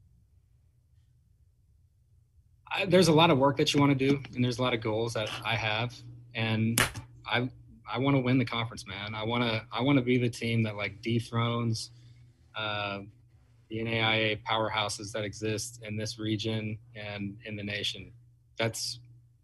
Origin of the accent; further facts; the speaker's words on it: Bend, Oregon, United States; now in Eugene, United States; I grew up in Bend, Oregon